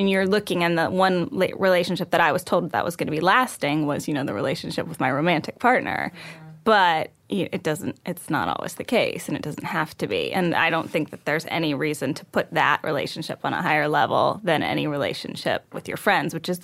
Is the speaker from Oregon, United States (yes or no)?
no; Texas, United States; I was raised in Texas